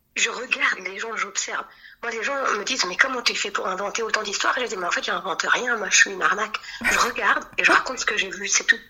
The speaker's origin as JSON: {"language": "French", "area": "Djerba", "region": "Medenine", "country": "Tunisia", "said": "je suis tunisienne de Djerba"}